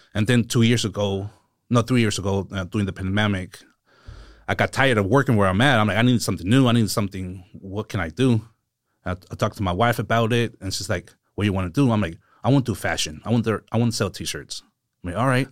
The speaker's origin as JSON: {"language": "English", "town": "Seaside", "region": "California", "country": "United States", "tie": "born or raised there", "also_born_or_lived": "San Jose", "said": "I'm from, um, Seaside. So I was born in San Jose, and few months after I was born, we moved to Seaside, and I've been here ever since"}